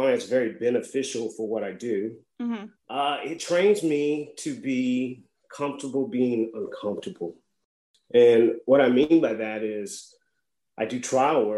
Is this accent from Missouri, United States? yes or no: yes; Missouri, United States; moved away as an adult; also born or lived in Louisiana / Miami, Florida; now in Lafayette, United States; I grew up in Missouri, but I came to LSU and just never left, really.